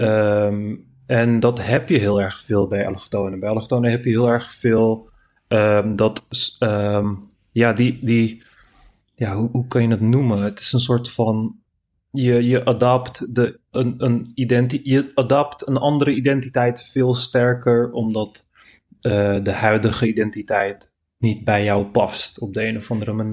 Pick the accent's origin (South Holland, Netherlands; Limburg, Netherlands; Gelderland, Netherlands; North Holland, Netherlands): North Holland, Netherlands; Amsterdam; also born or lived in Turkey (family origin, western Turkey/Istanbul)